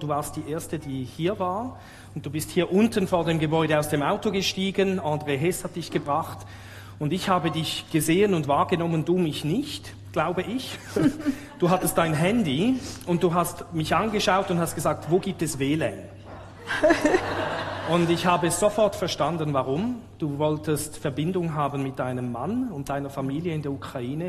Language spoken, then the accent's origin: German; Switzerland; ich vielleicht gar nicht wirklich Schweizer bin